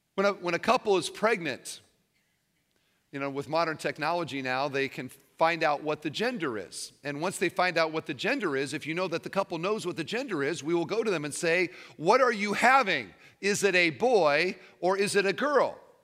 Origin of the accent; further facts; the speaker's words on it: Iowa, United States; moved away as an adult; now in Indiana, United States; I've lived in Indiana for twenty-five years, but I grew up in Iowa.